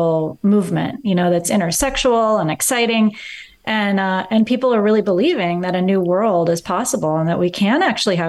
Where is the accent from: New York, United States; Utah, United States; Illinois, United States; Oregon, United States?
Oregon, United States; Eugene; I grew up in Eugene, Oregon